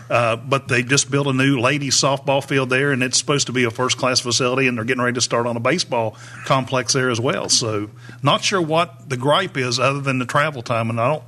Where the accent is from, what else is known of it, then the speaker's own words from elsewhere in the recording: Madison, West Virginia, United States; From a personal standpoint, you know, I'm from Madison, and we're in the middle of the Kanawha Valley in Mingo Central.